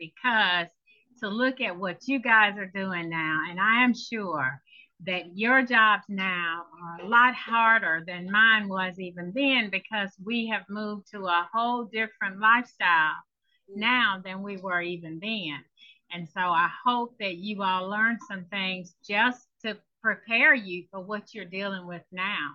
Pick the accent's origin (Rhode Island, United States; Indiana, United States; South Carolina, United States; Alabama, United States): Alabama, United States; Choctaw County; I am from a small town in Alabama, Choctaw County, Alabama